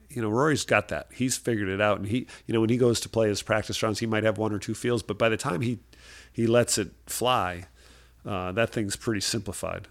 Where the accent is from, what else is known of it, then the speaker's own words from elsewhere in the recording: Rhode Island, United States; I, I grew up in Rhode Island with a, with a father that was a, a golfer